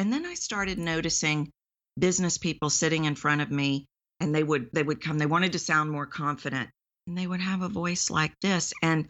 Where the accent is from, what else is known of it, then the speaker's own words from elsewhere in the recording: Texas, United States; accent: Texan; I'm from Texas, why do I sound Texan?